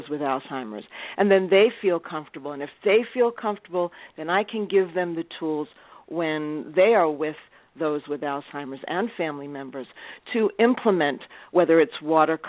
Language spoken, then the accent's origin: English; New York, United States; also born or lived in Tulsa, Oklahoma; I am a New Yorker